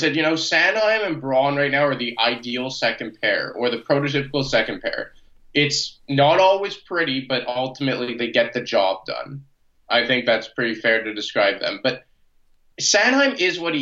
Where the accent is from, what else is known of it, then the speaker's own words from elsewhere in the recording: Canada; I'm a Canadian